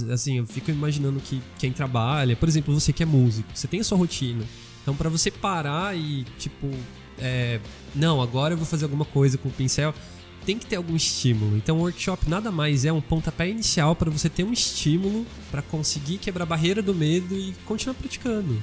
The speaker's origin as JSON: {"language": "Portuguese", "town": "São José do Rio Preto", "region": "São Paulo", "country": "Brazil", "said": "A gente é de Rio Preto"}